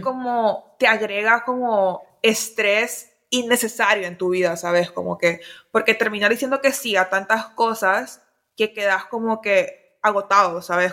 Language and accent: Spanish; Honduras; moved away; como casi no he vivido en Honduras